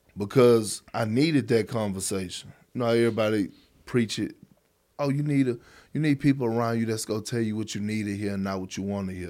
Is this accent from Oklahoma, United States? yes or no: no; Beaumont, Texas, United States; also born or lived in Port Arthur, Texas; my hometown